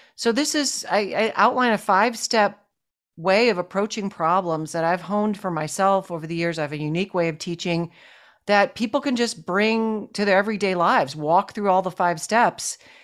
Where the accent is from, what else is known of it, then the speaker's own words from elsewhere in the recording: Buffalo, New York, United States; I grew up in Buffalo, New York